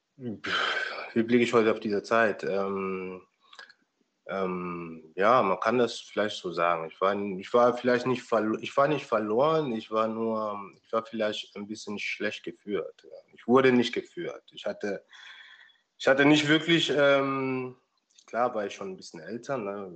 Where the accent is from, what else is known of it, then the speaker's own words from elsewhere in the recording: Rhineland-Palatinate, Germany; moved away; ich bin ja auch in der Pfalz aufgewachsen.